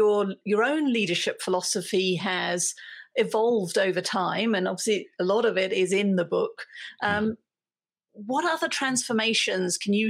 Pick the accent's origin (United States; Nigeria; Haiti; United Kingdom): United Kingdom; being British